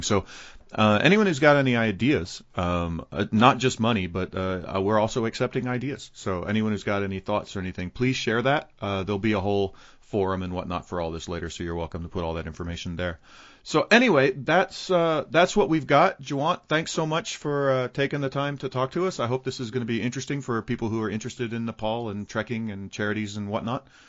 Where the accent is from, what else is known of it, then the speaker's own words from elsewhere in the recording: United States; as an American